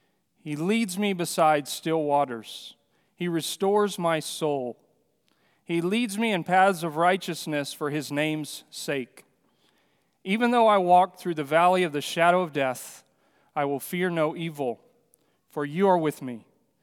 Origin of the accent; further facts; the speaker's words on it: Amazon basin, Venezuela; also born or lived in Brazil; I mentioned that I grew up in the Amazon basin there in Venezuela and Brazil, and while growing up there, I had lots of privileges of hunting and fishing trips with the Yanomamu people, because we lived 3 hours from civilization in a small airplane